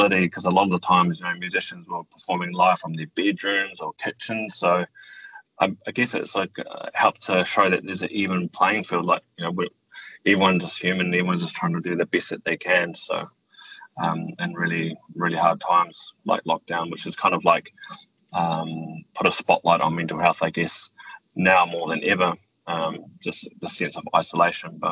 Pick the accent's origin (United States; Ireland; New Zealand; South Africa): New Zealand; growing up in New Zealand, I feel very privileged to be able to live in a country like New Zealand.